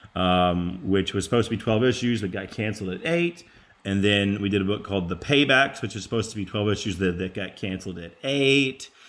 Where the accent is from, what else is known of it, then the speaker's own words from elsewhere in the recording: Texas, United States; as a Texan